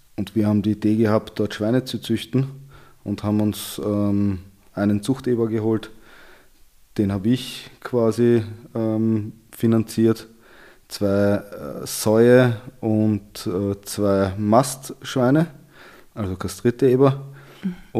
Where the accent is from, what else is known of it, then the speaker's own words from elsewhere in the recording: Vienna, Austria; Ich bin in Wien aufgewachsen